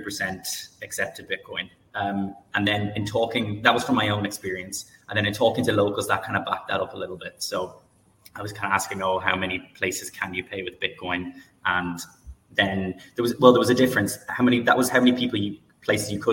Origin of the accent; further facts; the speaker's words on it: Ireland; I'm Irish